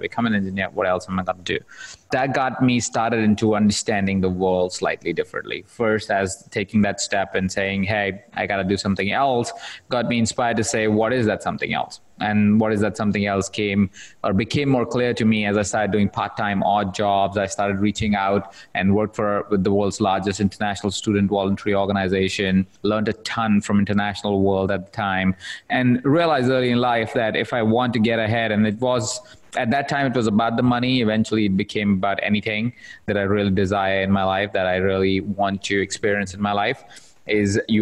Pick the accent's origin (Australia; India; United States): India; So I was born in India. So I'm from India. I was born in a household of about 23 other people sharing the same space